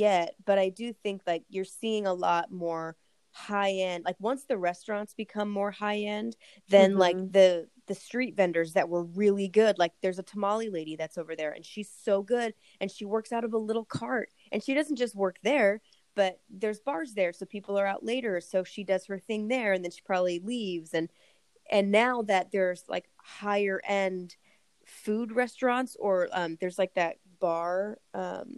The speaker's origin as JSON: {"language": "English", "region": "California", "country": "United States", "said": "we're from California"}